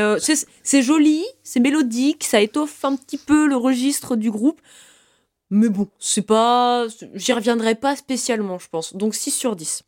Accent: Brittany, France; je suis bretonne

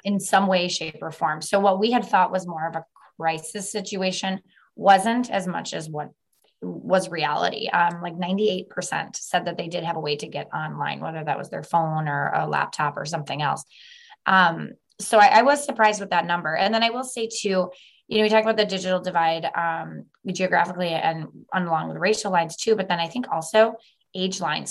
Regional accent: Milwaukee, Wisconsin, United States; moved away as an adult; now in Northwest Wisconsin, United States; I am a transplant. I was born and raised in Milwaukee and found my way at the very tip top of Wisconsin.

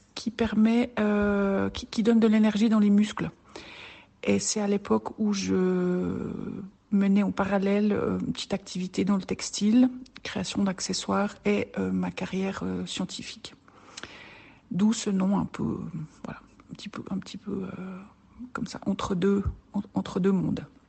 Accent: French-speaking Switzerland, Romandy, Switzerland; viens de Suisse, Suisse romande, j'habite près de Lausanne.

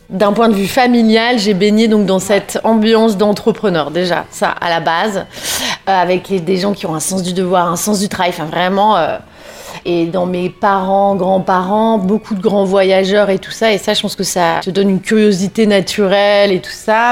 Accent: Lille, Hauts-de-France, France; moved away as an adult; now in Paris, France; J'ai grandi dans le Nord, euh, dans une grande famille, euh, comme c'est souvent le cas euh, à Lille

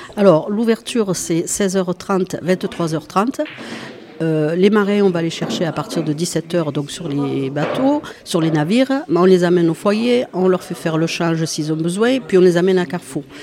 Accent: Port-de-Bouc, Provence-Alpes-Côte d'Azur, France; moi je suis de Port-de-Bouc

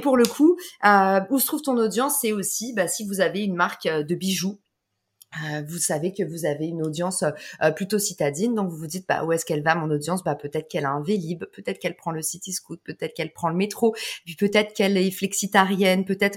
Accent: France; also born or lived in United States; on est des Français

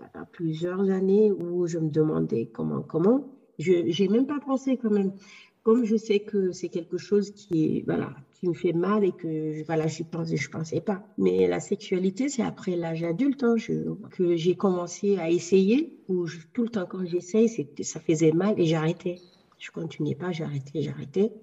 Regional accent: Guinea; moved away as an adult; now in France; j'ai quitté la Guinée, je me suis installée en France

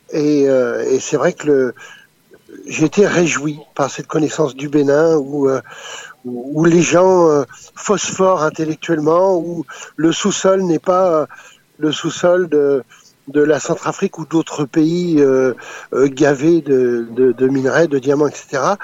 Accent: France; born there; also born or lived in Africa; On va dire c'est ma seconde nation puisque je suis né en France. Mais j'ai vécu

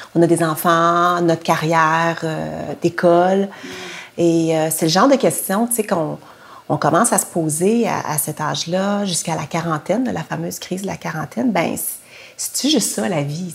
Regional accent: Quebec City, Quebec, Canada; je suis née à Québec dans les années 60, puis j'ai été adoptée par une famille euh, québécoise de souche

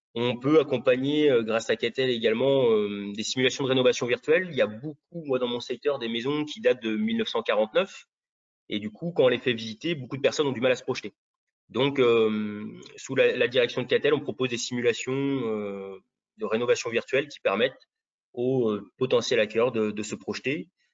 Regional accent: South Brittany, France; je suis originaire de la Bretagne, Bretagne Sud

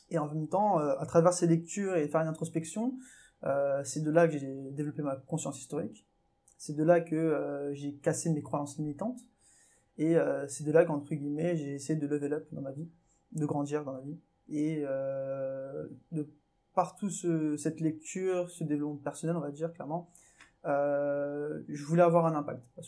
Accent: Mauritius; Euh, moi, je suis mauricien

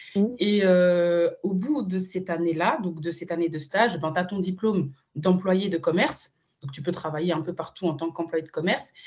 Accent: Switzerland; moved away as an adult; now in Madrid, Spain; ma vraie scolarité, je l'ai fait en Suisse

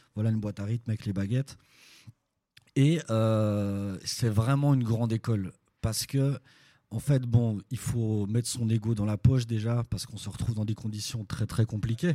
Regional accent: Belfort, Bourgogne-Franche-Comté, France; je viens de Belfort de l'Est de la France

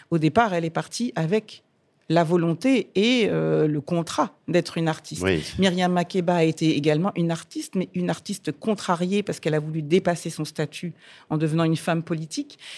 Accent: Martinique; moi, je suis chanteuse lyrique, mais je suis martiniquaise.

